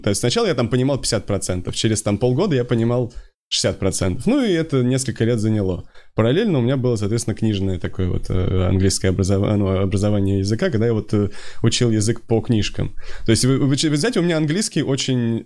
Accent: Moscow, Russia; Да, я москвич.

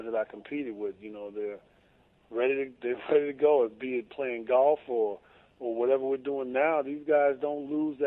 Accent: Chicago, Illinois, United States; I'm from Chicago, and you know I grew up watching the Cubs

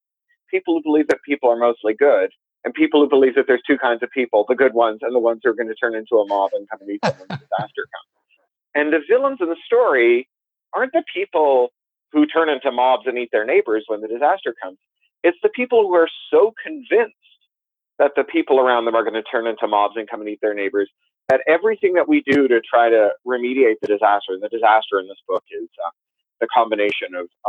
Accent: Canada; also born or lived in United Kingdom; now in Southern California, United States; I'm Canadian by birth. I also have British citizenship. I live in Southern California

